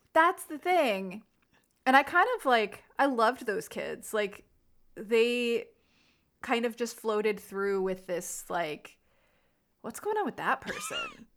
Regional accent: New Jersey, United States; we're from New Jersey

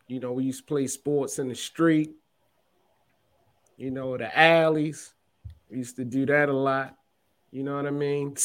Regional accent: Baltimore, Maryland, United States; I love growing up in Baltimore, man. You know, for all that don't know, I'm from East Baltimore.

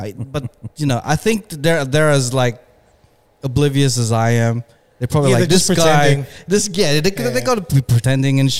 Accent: Philippines; I'm Filipino.

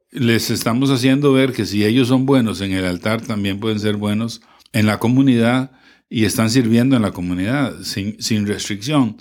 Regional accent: Moravia, San José, Costa Rica; nosotros somos de Moravia

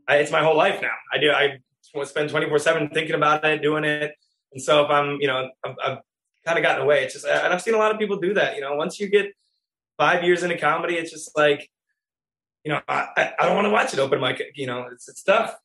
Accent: Wisconsin, United States; I'm from Wisconsin

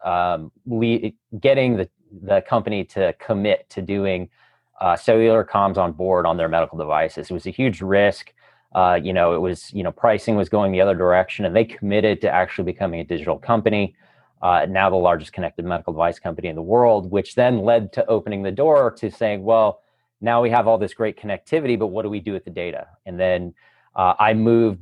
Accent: Eugene, Oregon, United States; moved away as an adult; also born or lived in Chicago, Illinois; now in San Diego, United States; I grew up in Eugene, Oregon

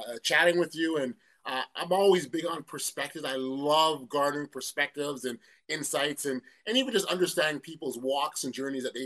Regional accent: Toronto, Ontario, Canada; born and raised in Toronto, Canada. My roots, West Indian, Jamaican background

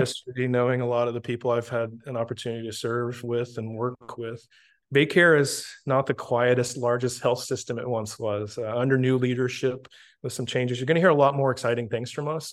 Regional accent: Tampa, Florida, United States; moved away as an adult; also born or lived in Naples, Florida; Born and raised in Tampa

